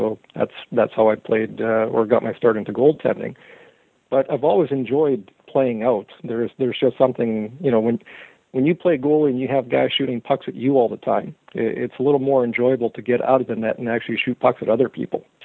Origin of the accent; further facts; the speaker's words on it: Canada; also born or lived in Croatia / Edmonton, Alberta; So I was born in Croatia, and my parents immigrated to Canada when I was 1 year old, and we ended up living in Edmonton for the first 5 years of my life.